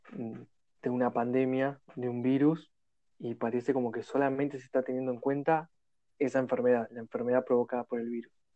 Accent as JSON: {"language": "Spanish", "country": "Argentina", "said": "de Argentina"}